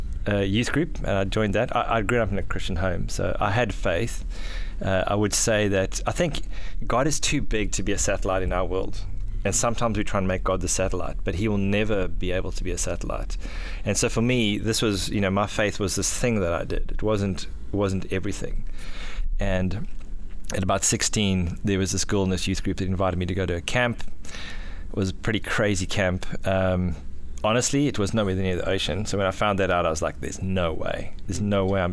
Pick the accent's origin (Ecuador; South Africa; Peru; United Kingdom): South Africa; also born or lived in Johannesburg, South Africa / Durban, South Africa; now in Gold Coast, Australia; I grew up in South Africa. I was actually born in Johannesburg, which is nowhere near the ocean. My dad got a job down in Durban